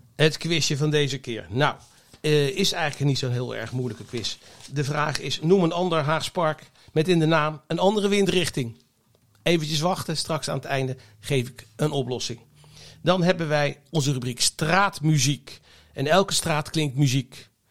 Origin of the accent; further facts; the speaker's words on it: The Hague, South Holland, Netherlands; ik ben opgegroeid in het Statenkwartier